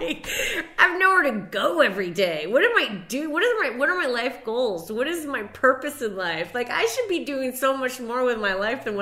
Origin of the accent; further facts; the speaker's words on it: Castine, Maine, United States; moved away; my hometown in Castine, Maine